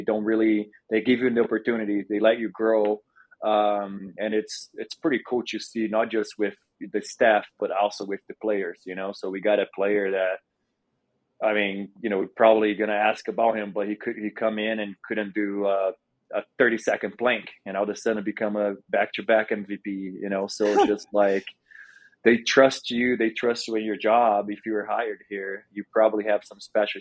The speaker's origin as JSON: {"language": "English", "country": "Brazil", "tie": "born or raised there", "also_born_or_lived": "Oklahoma, United States", "moved": "as an adult", "lives_now": "Denver, United States", "said": "I was born and raised in Brazil, came to the United States to play basketball and play college basketball"}